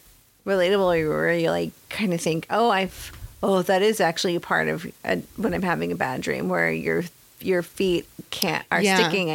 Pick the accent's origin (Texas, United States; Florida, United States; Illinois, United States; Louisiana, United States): Texas, United States; Dallas; So I knew growing up in Dallas